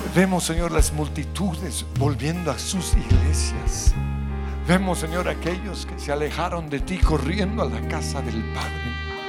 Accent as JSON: {"language": "Spanish", "country": "Colombia", "said": "como colombianos"}